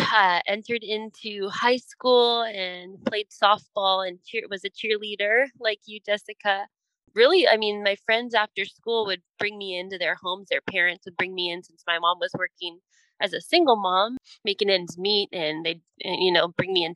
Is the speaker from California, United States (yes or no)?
yes; San Diego, California, United States; I grew up in Southern California, down in San Diego